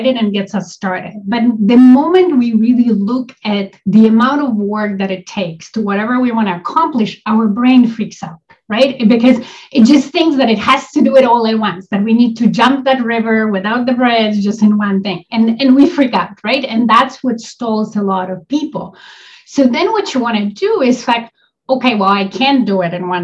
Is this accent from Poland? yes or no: yes; Poland; also born or lived in Toronto area, Canada; now in Toronto, Canada; I live in Canada. I'm an immigrant to Canada. I'm originally from Poland.